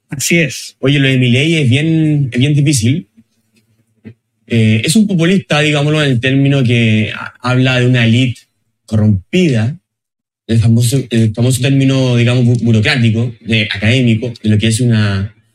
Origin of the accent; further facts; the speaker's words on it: a town near La Calera, Valparaíso, Chile; yo soy prácticamente de Yayay, ahí, pueblo vecino.